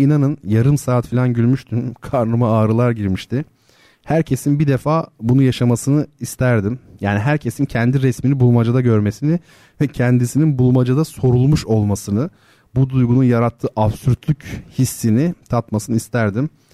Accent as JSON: {"language": "Turkish", "country": "Turkey", "first_language": "Turkish", "said": "Ülkemiz sanayi ülkesi değil"}